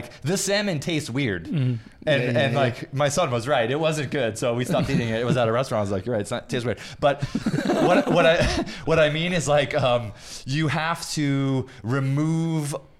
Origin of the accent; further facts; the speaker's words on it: Kalamazoo, Michigan, United States; also born or lived in New York City; now in Los Angeles, United States; I'm just a kid from the Midwest. I was born in Kalamazoo, Michigan.